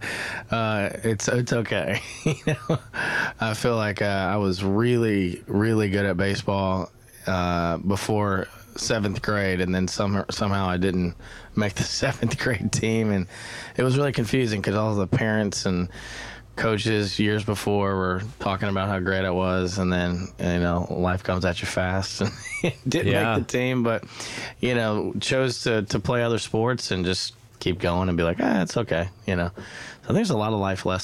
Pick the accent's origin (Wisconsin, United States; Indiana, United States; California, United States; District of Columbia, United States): Indiana, United States; Indianapolis; now in Nashville, United States; I'm a Yankee. I'm from Indiana